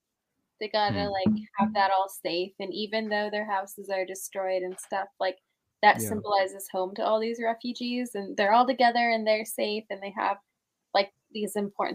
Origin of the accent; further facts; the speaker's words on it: California, United States; As a Californian